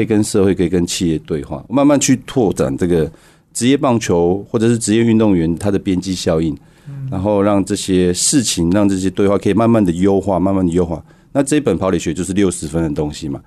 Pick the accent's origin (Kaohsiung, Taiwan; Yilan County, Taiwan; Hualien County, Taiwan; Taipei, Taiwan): Hualien County, Taiwan; Hualien; moved away; 我花莲出生，然后在那边长大，在那边打球